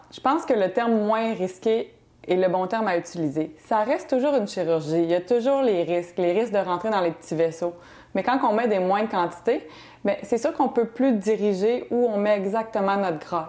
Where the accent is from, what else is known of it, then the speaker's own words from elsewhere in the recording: Quebec City, Quebec, Canada; moved away as an adult; also born or lived in Banff, Alberta; now in Montreal, Canada; Je viens de Québec